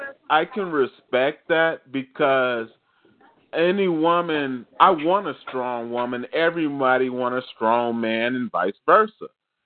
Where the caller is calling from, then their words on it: Evanston, Illinois, United States; I'm calling from Evanston, Illinois, right outside of Chicago.